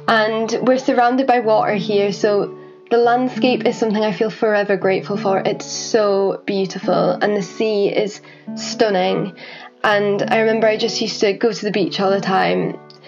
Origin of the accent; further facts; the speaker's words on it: Orkney, Scotland, United Kingdom; also born or lived in Halifax / North Yorkshire; I was born in Halifax, and then I moved to North Yorkshire, like outside of Whitby, and lived there for a while. And then Mum and Dad one day just plunged it on me and my sister that we were moving to Orkney